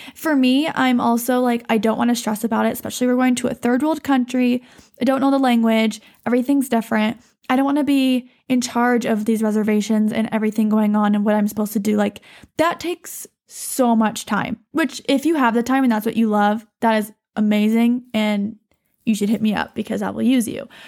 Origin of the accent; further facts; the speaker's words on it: Montana, United States; I'm from Montana. I was raised here